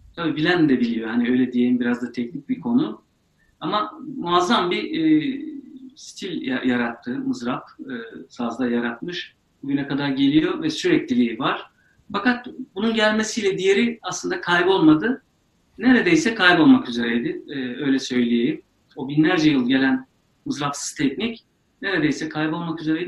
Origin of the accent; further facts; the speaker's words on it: Ankara, Turkey; also born or lived in Eleşkirt, Ağrı; Ben Ağrı Eleşkirt doğumluyum. Sonrasında orada da kalmadık. Ankara'ya geldik, yerleştik.